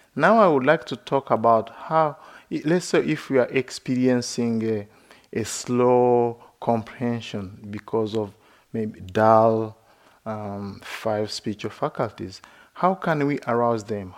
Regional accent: Uganda; moved away as an adult; also born or lived in West Virginia; I grew up in Uganda.

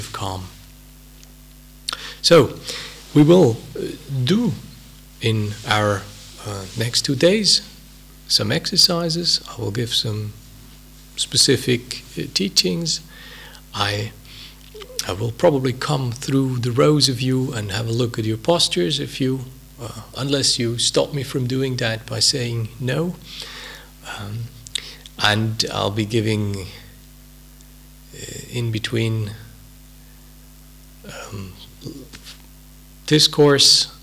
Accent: Switzerland; English is a second language; moved away as an adult; also born or lived in United Kingdom; I'm a native of a hilly Swiss country somewhere 1,000 kilometers down south

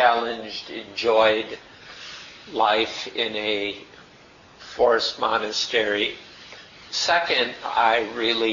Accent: United States; accent: Chicago style; first language English; moved away as an adult; also born or lived in Thailand; I grew up in America, so I spoke a certain form of English relatively well, Chicago style

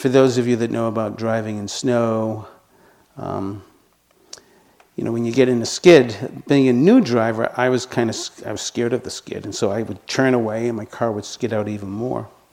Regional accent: Boston, Massachusetts, United States; accent: residual Boston; moved away; you can probably hear by my voice that I still have some residual Boston accent. I grew up in Boston.

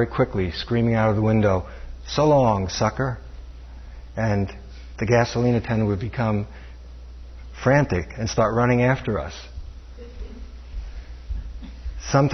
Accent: New York City, New York, United States; When I was growing up in New York City, Brooklyn, New York

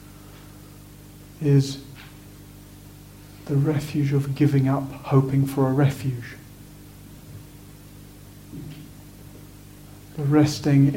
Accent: Sussex, South East England, United Kingdom; I was born in 1970 in Sussex

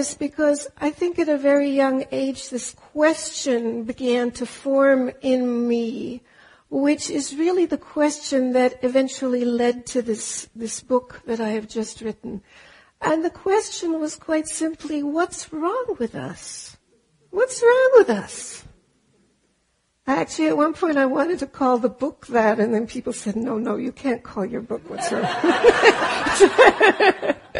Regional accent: Germany; moved away; also born or lived in Austria; I am German, and I grew up in Austria and Germany.

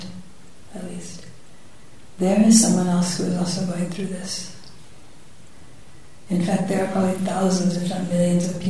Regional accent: San Francisco, California, United States; my hometown at that very moment in San Francisco

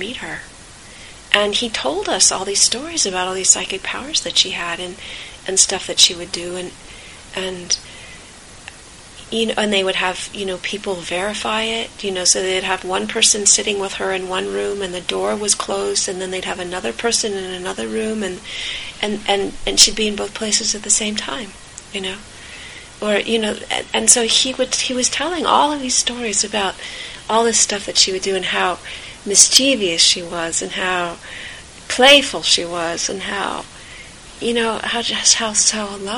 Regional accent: California, United States; I grew up in California

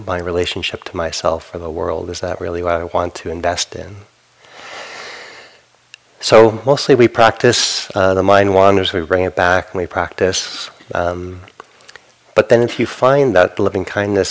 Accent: New England, United States; Growing up in New England, Northeast Coast, harshness on others is part of a cultural value

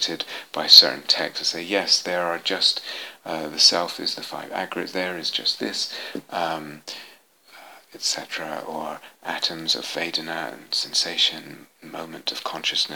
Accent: England, United Kingdom; moved away as an adult; also born or lived in United States; I was born in England in the 60s

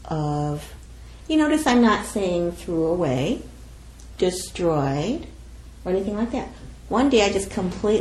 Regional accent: United States; I'm Japanese American

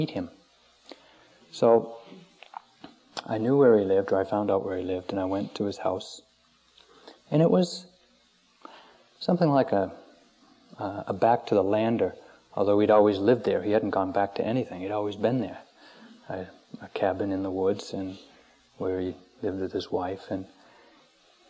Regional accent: Maine, United States; When I was growing up in Maine, a small town in Maine

